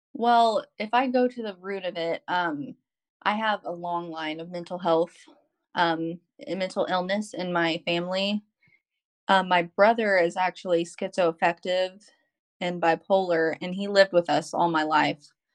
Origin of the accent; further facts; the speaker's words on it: Arkansas, United States; moved away as an adult; also born or lived in California; I'm from Arkansas we moved to California because that's where he was stationed